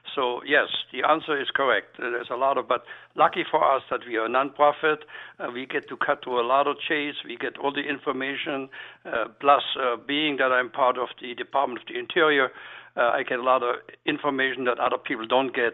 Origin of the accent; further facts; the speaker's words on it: Black Forest, Baden-Württemberg, Germany; now in Philadelphia, United States; Being that I'm a European chef and being that I'm from the Black Forest region